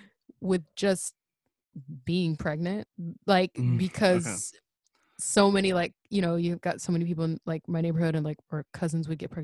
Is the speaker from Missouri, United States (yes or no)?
yes; Missouri, United States; growing up in Missouri